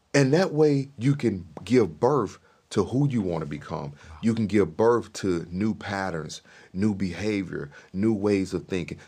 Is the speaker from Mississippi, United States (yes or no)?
yes; Mississippi, United States; I grew up in Mississippi